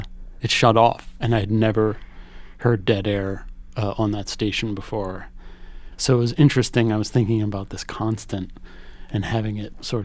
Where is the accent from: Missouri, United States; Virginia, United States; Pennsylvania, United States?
Pennsylvania, United States; Philadelphia; now in New York, United States; I grew up in Philadelphia